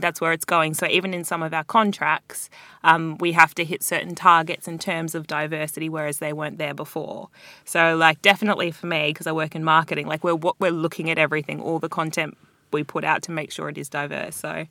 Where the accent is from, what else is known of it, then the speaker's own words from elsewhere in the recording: Australia; moved away as an adult; now in London, United Kingdom; I'm Australian